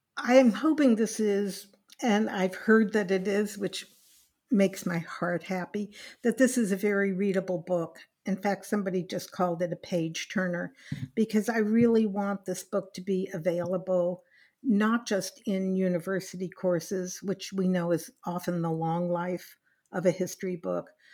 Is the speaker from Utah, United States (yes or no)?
no; Los Angeles, California, United States; also born or lived in Berkeley, California; I grew up in California. I went to high school, public high school